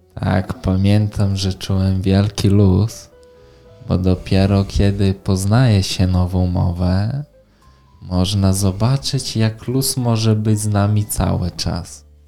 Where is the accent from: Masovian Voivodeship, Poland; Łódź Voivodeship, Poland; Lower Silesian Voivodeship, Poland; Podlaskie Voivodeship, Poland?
Podlaskie Voivodeship, Poland; Białystok; mam 19 lat i pochodzę z Białego Stoku